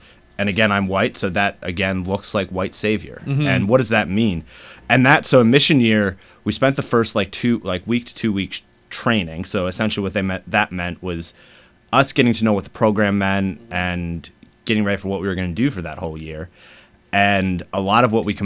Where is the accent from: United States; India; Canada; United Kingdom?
United States; the North; I'm also from the North.